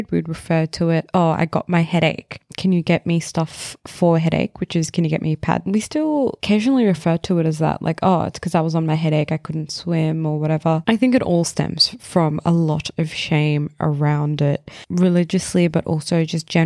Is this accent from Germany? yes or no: no; India; I'm Indian, so this is my personal experience.